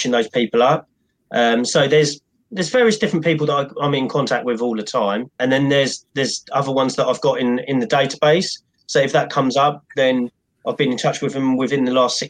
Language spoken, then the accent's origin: English; Cambridge, East of England, United Kingdom; I grew up in Cambridge, which is like a sort of an educational